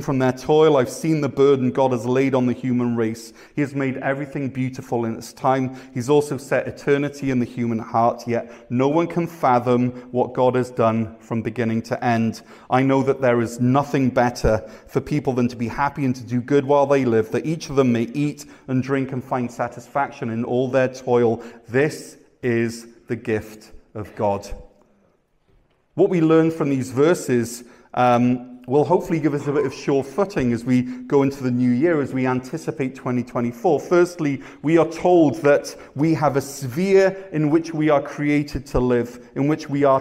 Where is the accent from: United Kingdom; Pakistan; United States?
United Kingdom; Wales; also born or lived in Ontario, Canada; now in Canada; I'm from Wales